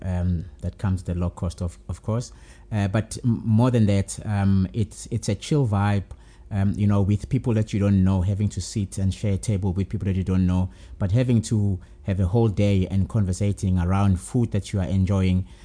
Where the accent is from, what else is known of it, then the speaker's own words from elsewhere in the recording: Durban, KwaZulu-Natal, South Africa; moved away as an adult; now in Johannesburg, South Africa; born and bred in Durban